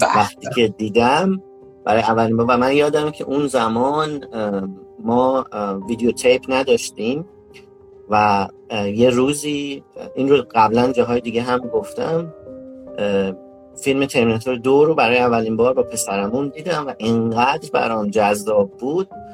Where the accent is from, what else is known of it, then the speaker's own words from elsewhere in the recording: Isfahan, Iran; moved away as an adult; also born or lived in Kashan, Iran / Tehran, Iran; now in United States; متولد 1362 در اصفهان من اصلیتا اصفهانی هستم